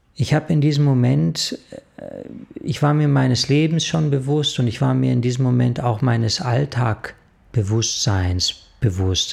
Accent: Munich, Bavaria, Germany; Ja, also ich bin in München aufgewachsen und ich hab in München, ja, eine recht schöne Kindheit verlebt.

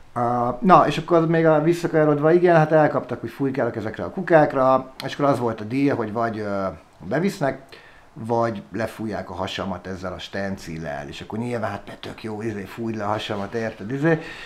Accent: Budapest, Hungary; also born or lived in Szeged, Hungary; én budapesti vagyok, csak lementem egyetemre, ott Tíz éves szerencsétlenkedtem Szegeden

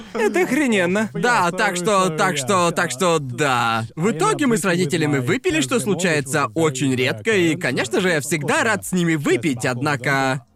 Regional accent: Brighton, South East England, United Kingdom; moved away; я уже давно не был в родном городе

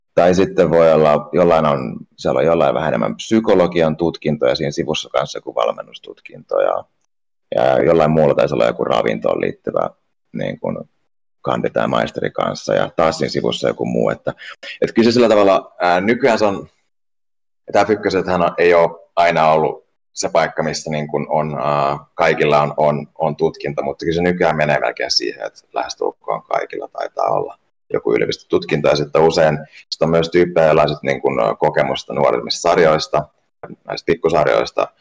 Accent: Turku, Southwest Finland, Finland; also born or lived in Ostrobothnia / Africa; mä oon syntynyt tuolla Pohjanmaalla ja, ja tota, sitten elänyt aika sellaisen kansainvälisen elämään, että mä oon ollut pienestä lähtien asuin Afrikassa vähän se jo ja, ja perheen kanssa ja, ja sitten niin, niin, muuten lapsuuden Tur, Turun seudulla

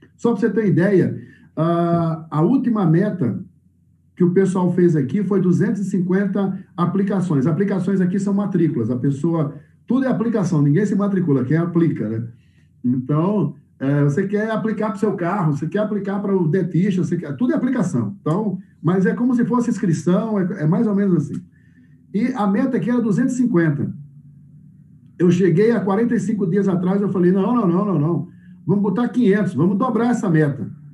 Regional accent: Northeast Region, Brazil; moved away; eu sou nordestino

